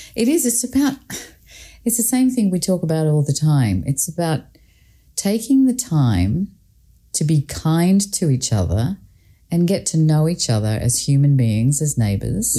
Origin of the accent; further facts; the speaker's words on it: Scotland, United Kingdom; I grew up in Scotland